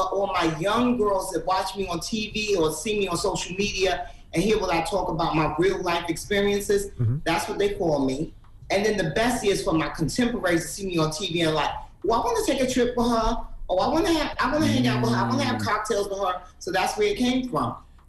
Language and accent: English; Harlem, New York, United States; Because, you know, I'm from Harlem. I'm from 150th Street and 8th Avenue.